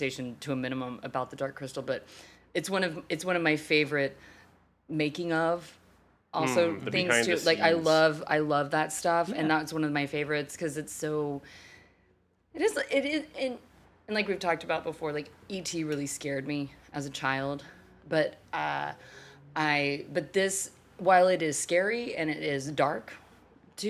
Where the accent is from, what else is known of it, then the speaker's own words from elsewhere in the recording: Texas, United States; moved away; I am originally from Texas, and I still have all of my family living in Texas, and so many of my friends, well, you know, people I know that I grew up